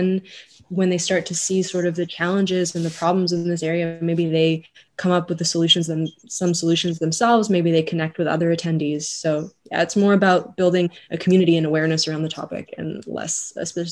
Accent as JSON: {"language": "English", "region": "Geneva", "country": "Switzerland", "said": "I'm a third year medical student at ETH and I'm originally from Geneva"}